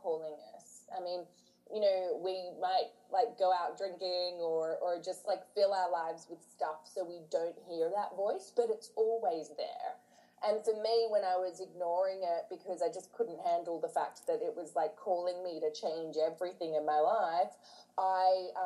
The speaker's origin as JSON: {"language": "English", "area": "near Manly", "region": "New South Wales", "country": "Australia", "tie": "born or raised there", "moved": "yes", "lives_now": "London, United Kingdom", "said": "I grew up in Australia in this little, like, not a little coastal town, it's near Manly"}